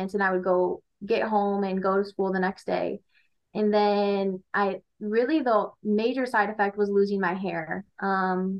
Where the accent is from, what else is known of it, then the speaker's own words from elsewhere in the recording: Armada, Michigan, United States; now in Shelby Township, United States; I am from Armada, Michigan. I live around Shelby Township currently